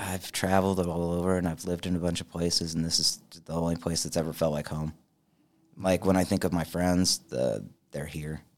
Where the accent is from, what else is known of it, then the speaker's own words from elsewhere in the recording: Richmond, United States; moved away; I was born in Richmond